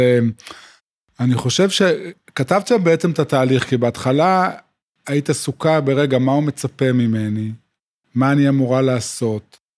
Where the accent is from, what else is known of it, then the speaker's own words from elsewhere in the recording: Yotvata, Southern District, Israel; moved away as an adult; also born or lived in Tel Aviv; now in Binyamina, Israel; גדלתי בקיבוץ יוטבתא, ובעצם עד גיל, עד הצבא חייתי במקום שהוא אה, מבודד